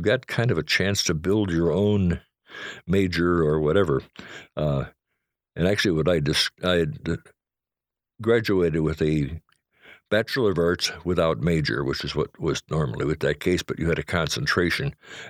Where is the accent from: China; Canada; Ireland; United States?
United States; Chicago, Illinois; No, I was born in Chicago.